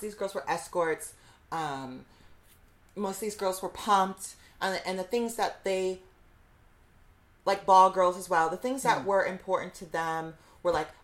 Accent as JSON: {"language": "English", "town": "Fort Wayne", "region": "Indiana", "country": "United States", "moved": "yes", "lives_now": "New York City, United States", "said": "I'm from Fort Wayne, Indiana"}